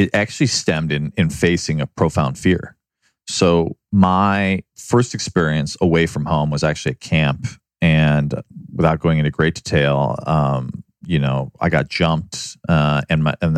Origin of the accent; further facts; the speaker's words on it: Chicago, Illinois, United States; also born or lived in New York City; now in Los Angeles, United States; I grew up in Chicago